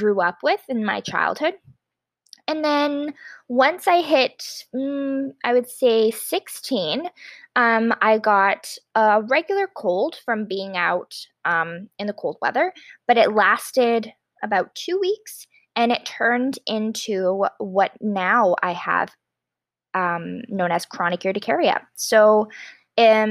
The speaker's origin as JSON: {"language": "English", "town": "Stoney Creek", "region": "Ontario", "country": "Canada", "tie": "born or raised there", "also_born_or_lived": "Ottawa, Ontario", "said": "I grew up in Stony Creek, Ontario, Canada, and right now I am an undergraduate student at the University of Ottawa"}